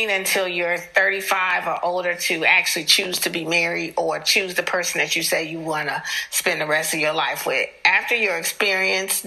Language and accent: English; Chicago, Illinois, United States; moved away; also born or lived in the South; I'm from Chicago, so it is taking so much for me to say Aaron. Where I'm from, we say Aaron.